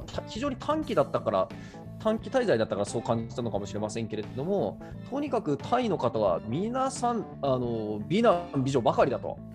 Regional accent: Japan; 日本で生まれ育って

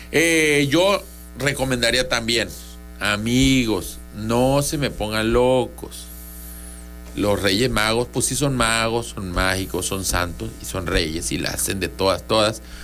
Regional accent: Tabasco, Mexico; somos tabasqueños

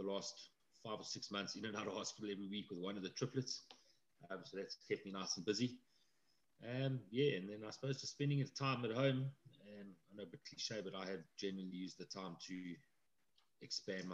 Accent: Midrand, Gauteng, South Africa; also born or lived in Johannesburg; I was born in Joburg, and we lived in a place called Halfway House. It was a tiny little town between Joburg and Pretoria

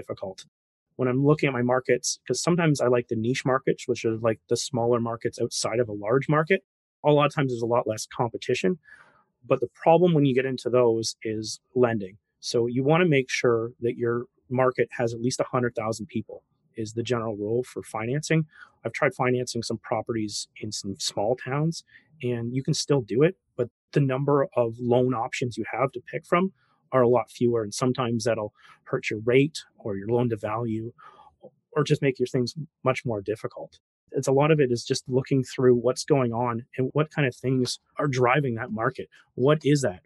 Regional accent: Canada; Me being a Canadian

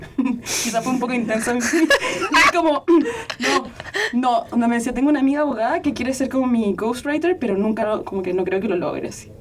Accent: Chile; soy de Chile

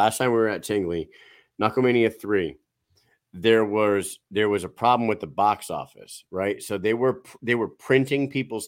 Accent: New England, United States; We're Stunads from New England

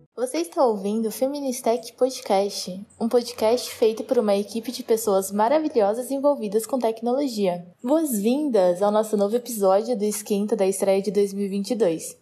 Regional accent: Botucatu, São Paulo, Brazil; eu sou do interior de São Paulo, uma cidadezinha chamada Botucatu

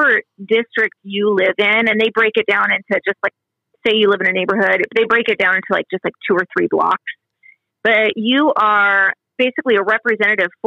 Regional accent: Southwest Washington, United States; moved away; I grew up in Southwest Washington, so I work a lot. It's just over the river from me.

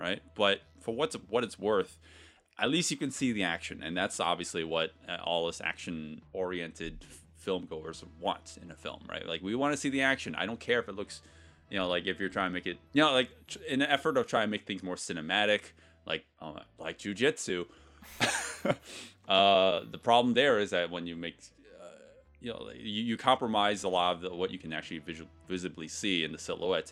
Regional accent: United States; being an American

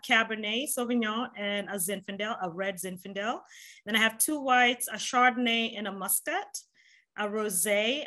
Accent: Nairobi, Kenya; moved away; I'm a Kenyan American by birth, born and raised in Nairobi, Kenya

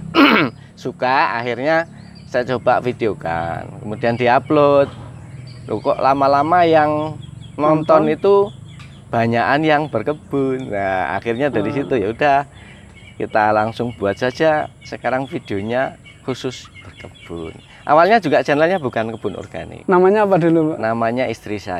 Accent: Kebumen, Central Java, Indonesia; dan kebun organik oh. saya dari Desa Tambarjo, sama Tanah Mulyo Kabupaten Kebumen.

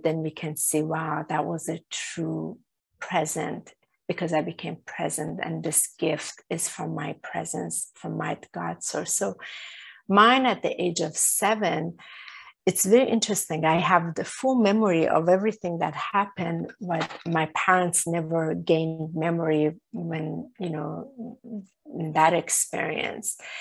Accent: Iran; I was born in Iran.

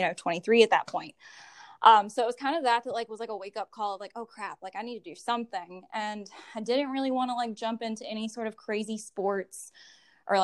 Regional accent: Graham, North Carolina, United States; also born or lived in Chapel Hill, North Carolina; I grew up in Graham, actually, like born and raised here, never known anything different

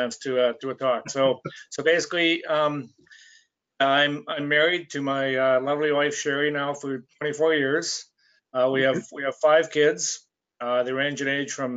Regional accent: Saskatchewan, Canada; moved away as an adult; now in Calgary, Canada; Came out here to Calgary. I grew up in Saskatchewan. Came out here right after high school

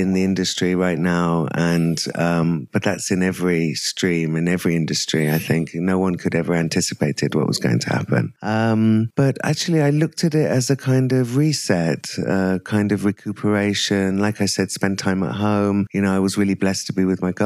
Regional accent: England, United Kingdom; moved away as an adult; also born or lived in Africa; now in India; I moved to England when I was 11 months old and I was there till I was 23.

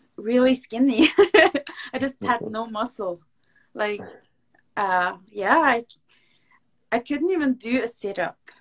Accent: Norway; I'm a pro MMA fighter from Norway

